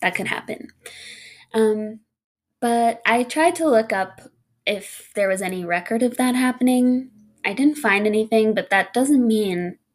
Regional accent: Colorado, United States; everything I have is in Colorado, which is my home state

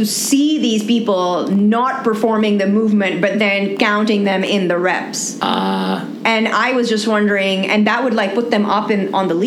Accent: Pakistan; being a Pakistani or having a Pakistani passport

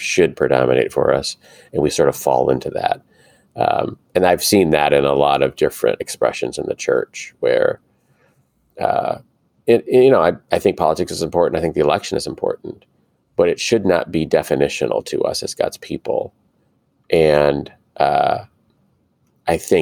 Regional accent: United States; as American Christians

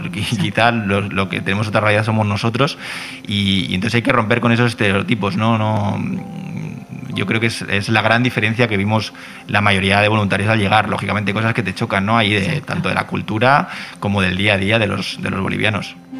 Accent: Bilbao, Basque Country, Spain; moved away; also born or lived in Catalonia; yo soy de Bilbao

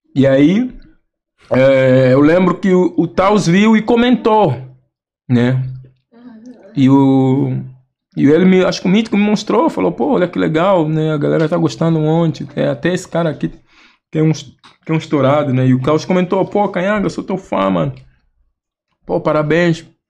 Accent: Angola; moved away as an adult; also born or lived in Rio Grande do Sul, Brazil; now in Brazil; a gente é angolano

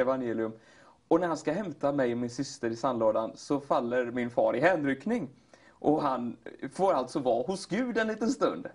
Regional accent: Katrineholm, Södermanland, Sweden; also born or lived in Flekkefjord, Norway; now in Gothenburg, Sweden; Flyttade till Sverige och hamnade i Katrineholm

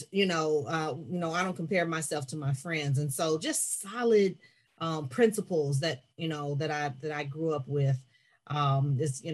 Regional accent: Maywood, Illinois, United States; I grew up in the suburbs of Illinois, Maywood

